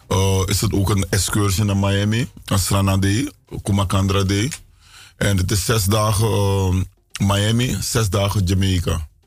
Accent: Suriname; now in United States

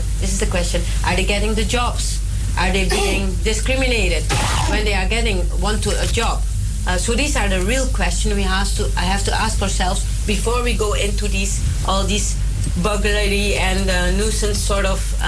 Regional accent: Suriname; now in Netherlands; I was brought up in Suriname

